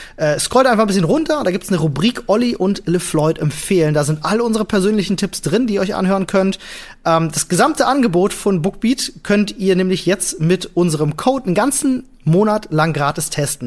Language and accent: German; Germany; uns als Deutsche